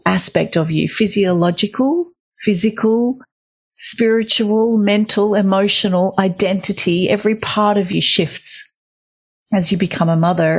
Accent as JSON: {"language": "English", "country": "Australia", "lives_now": "Sydney, Australia", "said": "I am an Australian mother of three"}